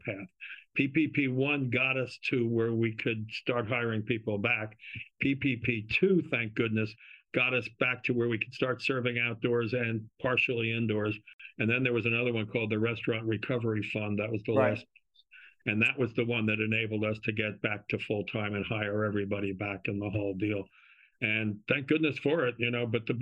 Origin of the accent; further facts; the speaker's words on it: South Orange, New Jersey, United States; I grew up in South Orange